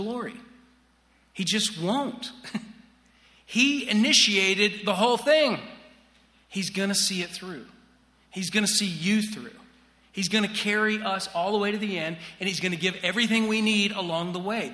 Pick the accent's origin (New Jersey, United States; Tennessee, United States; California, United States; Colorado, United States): Tennessee, United States; Chattanooga; moved away; I grew up in Chattanooga, Tennessee